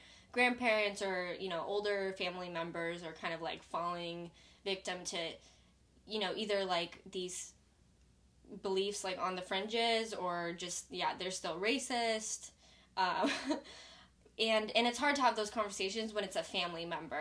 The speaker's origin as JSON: {"language": "English", "town": "Seattle", "region": "Washington", "country": "United States", "tie": "born or raised there", "moved": "yes", "lives_now": "California, United States", "said": "I came from Seattle, which is incredibly diverse. Like, my high school, white people were the minority, actually."}